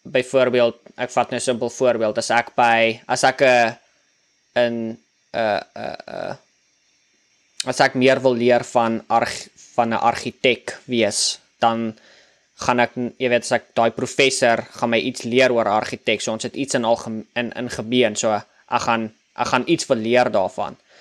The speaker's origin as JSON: {"language": "Afrikaans", "country": "South Africa", "moved": "as an adult", "lives_now": "United States", "said": "ek is oorspronklik van Suid-Afrika"}